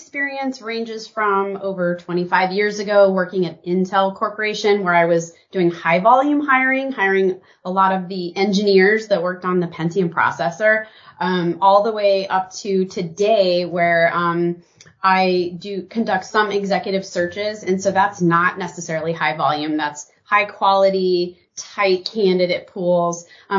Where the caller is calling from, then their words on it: Portland, Oregon, United States; I am joining you from Portland, Oregon. Rainy Portland, Oregon.